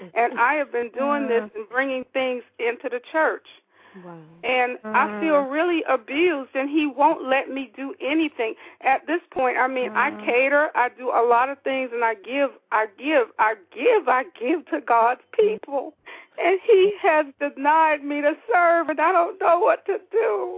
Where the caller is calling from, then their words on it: Atlanta, Georgia, United States; I am calling from the Atlanta area.